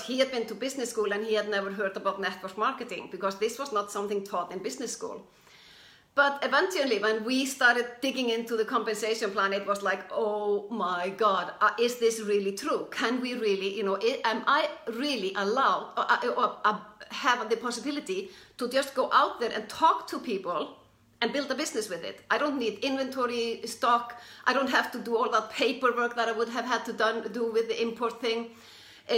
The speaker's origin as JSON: {"language": "English", "country": "Iceland", "said": "I'm from Iceland, or we're both from Iceland"}